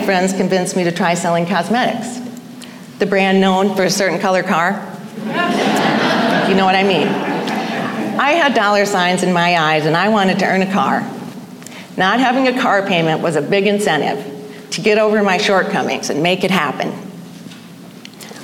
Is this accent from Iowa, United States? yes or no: yes; Iowa, United States; I was born in Iowa, and I was baptized a Catholic at St. Joseph's Church in Wesley, Iowa, 13 days later. I grew up on a farm